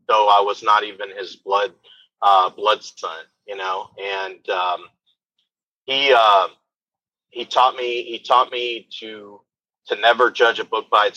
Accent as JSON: {"language": "English", "town": "Midland", "region": "Texas", "country": "United States", "tie": "born or raised there", "said": "I actually grew up in Midland, Texas"}